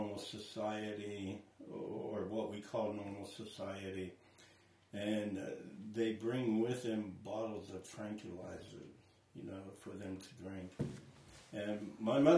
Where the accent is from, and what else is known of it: Centerville, Ohio, United States; born or raised there; moved away as an adult; now in Radcliff, United States